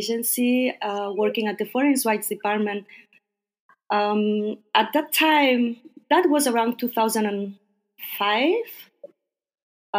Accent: Barcelona, Catalonia, Spain; moved away as an adult; now in Beijing, China; I'm Spanish. I'm from Barcelona

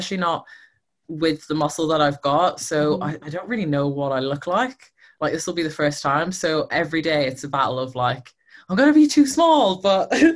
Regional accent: Ireland; moved away as an adult; now in United Kingdom; I'm originally from Ireland. I moved to the UK probably, I think it's nearly 10 years now

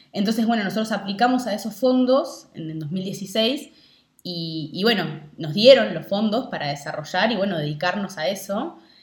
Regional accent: Rivera, Uruguay; now in Montevideo, Uruguay; yo nací acá en Rivera, que es el norte de Uruguay con Brasil

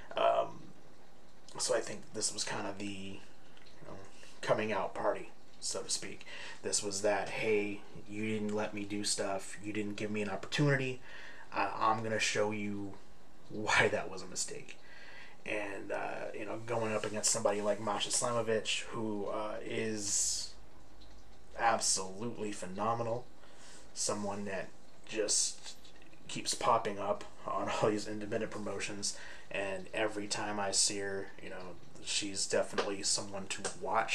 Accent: Bay Area, California, United States; in the area, my hometown

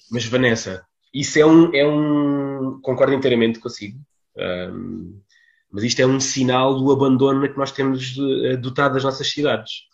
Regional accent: Portugal; moved away; vilas, como a, a, minha, onde eu, onde eu cresci, não, não onde eu nasci, mas onde, onde eu cresci

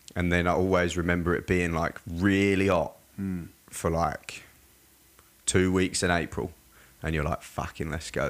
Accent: Surrey, South East England, United Kingdom; now in Australia; I was born and raised in England. Mm-hmm. Um, yeah, in like a place called Surrey, so it's like south of London by about 45 minutes

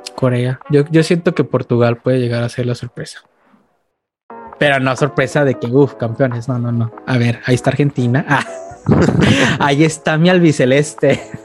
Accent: Guadalajara, Jalisco, Mexico; soy de Guadalajara y conozco más afición atlista

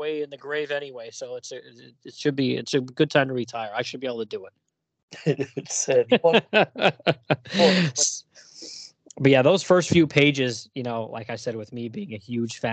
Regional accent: United States; I grew up in the States

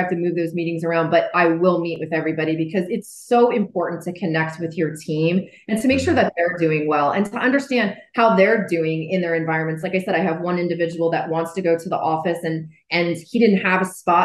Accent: New Jersey, United States; moved away; I grew up in New Jersey

